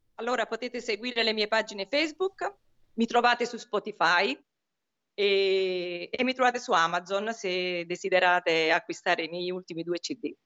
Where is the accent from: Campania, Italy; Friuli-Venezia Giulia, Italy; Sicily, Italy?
Campania, Italy; Naples; also born or lived in Paris; io sono napoletana, Sammy. E nasco a Napoli, nasco e cresco a Napoli dove mi sono formata